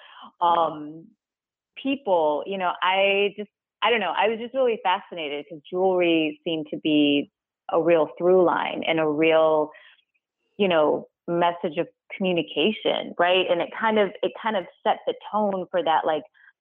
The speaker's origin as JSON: {"language": "English", "town": "Detroit", "region": "Michigan", "country": "United States", "tie": "born or raised there", "also_born_or_lived": "Kazakhstan / New York", "moved": "as an adult", "said": "I grew up in Detroit"}